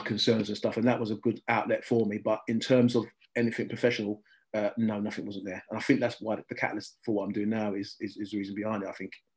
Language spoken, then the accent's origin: English; London, United Kingdom; I come from Southeast London, which is right behind the old Den